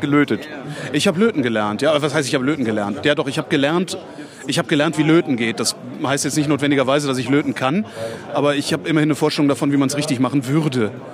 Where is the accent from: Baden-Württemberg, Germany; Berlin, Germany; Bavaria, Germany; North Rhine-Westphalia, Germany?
North Rhine-Westphalia, Germany; Cologne; moved away; in meine Heimat nach, nach, nach Köln